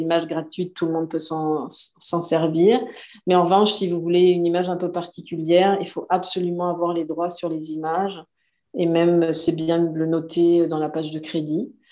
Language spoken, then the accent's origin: French; France; moved away as an adult; now in Montreal, Canada; je suis française, comme mon accent le trahit